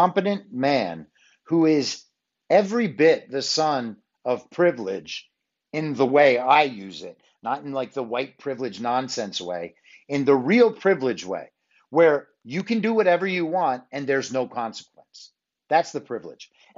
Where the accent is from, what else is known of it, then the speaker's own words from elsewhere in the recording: New York, United States; when I was growing up in New York.